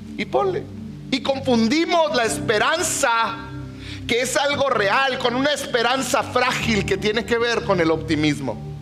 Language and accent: Spanish; Mexico; somos mexicanos aquí en la tierra